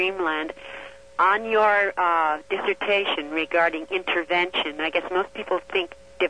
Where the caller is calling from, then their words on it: Las Vegas, Nevada, United States; I'm calling from Las Vegas.